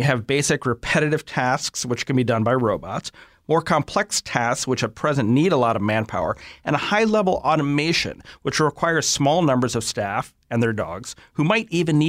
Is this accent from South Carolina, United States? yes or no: no; Ohio, United States; In Ohio, my home state